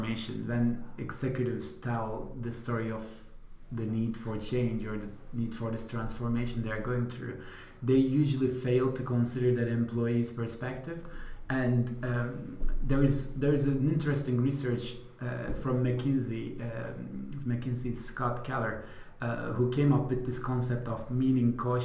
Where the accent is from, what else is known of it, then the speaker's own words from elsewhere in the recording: Turkey; moved away; I am originally from Turkey